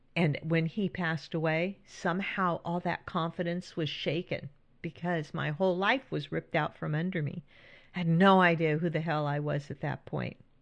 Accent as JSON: {"language": "English", "region": "California", "country": "United States", "tie": "born or raised there", "also_born_or_lived": "Northeast United States", "moved": "yes", "lives_now": "Northeast, United States", "said": "When I was growing up in California"}